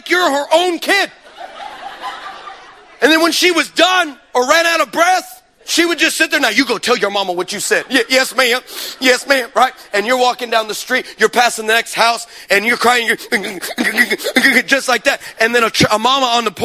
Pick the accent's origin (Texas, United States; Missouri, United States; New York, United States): Texas, United States; I'm from Texas.